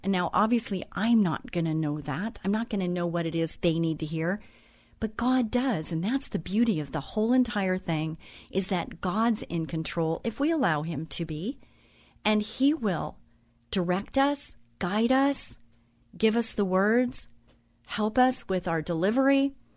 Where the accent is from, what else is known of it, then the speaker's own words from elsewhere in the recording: Orange County, California, United States; I grew up in Orange County